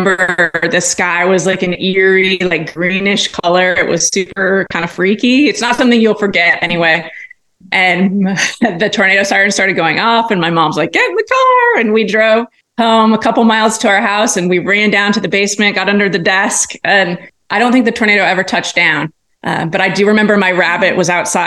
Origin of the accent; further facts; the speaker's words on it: Iowa, United States; now in Southwest Missouri, United States; I grew up in Iowa where, you know, grasslands abound.